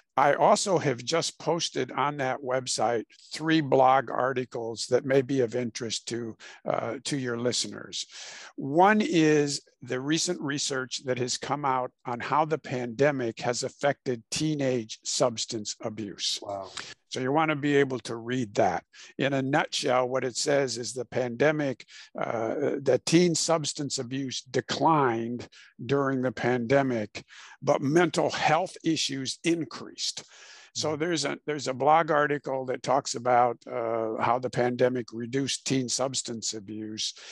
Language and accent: English; Illinois, United States; moved away as an adult; also born or lived in Houston, Texas; I was born and raised in Illinois